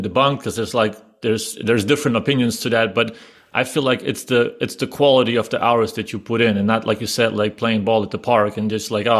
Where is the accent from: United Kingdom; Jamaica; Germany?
Germany; I was growing up in Germany